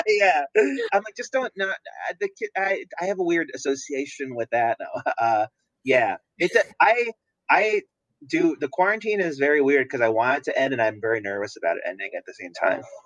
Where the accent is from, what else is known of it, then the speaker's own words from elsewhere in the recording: New Jersey, United States; moved away; I'm from New Jersey originally